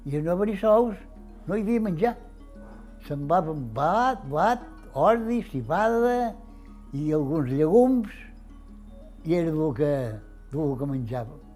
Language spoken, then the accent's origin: Catalan; Formentera, Balearic Islands, Spain; born there; vaig néixer a Formentera el dia 15 de novembre del 28.